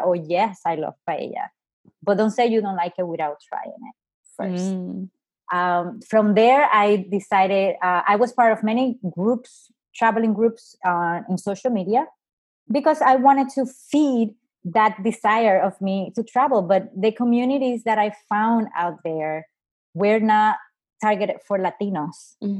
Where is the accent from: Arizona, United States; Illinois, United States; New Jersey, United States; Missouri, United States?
New Jersey, United States; I'm originally from New Jersey. That's where I have my license.